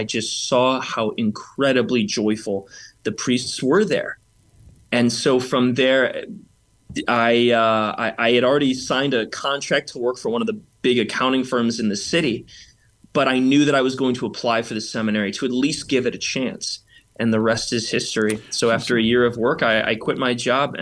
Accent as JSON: {"language": "English", "town": "Burr Ridge", "region": "Illinois", "country": "United States", "tie": "born or raised there", "said": "I grew up in Burr Ridge."}